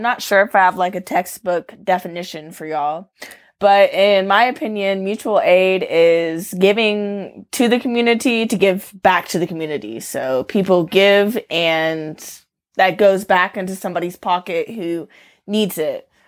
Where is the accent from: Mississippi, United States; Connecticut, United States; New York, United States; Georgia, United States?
Georgia, United States; Atlanta; moved away as an adult; now in Arizona, United States; I'm from Atlanta, but I moved to Arizona four years ago and bought a mobile home.